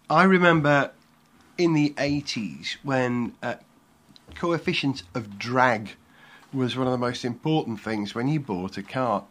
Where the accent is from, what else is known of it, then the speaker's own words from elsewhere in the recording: Wales, United Kingdom; as a Welshman